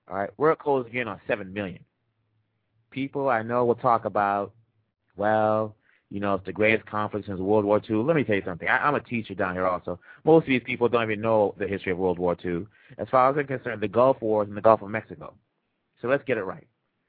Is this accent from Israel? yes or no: no; DR Congo; moved away; I was born in Congo.